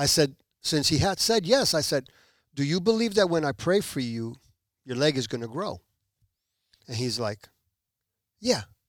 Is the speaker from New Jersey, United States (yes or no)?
yes; New Jersey, United States; moved away as an adult; also born or lived in Puerto Rico / Elizabeth, New Jersey / Newark, New Jersey / Belleville, New Jersey; now in Pembroke Pines, United States; at the age of one, my parents moved to the United States, to New Jersey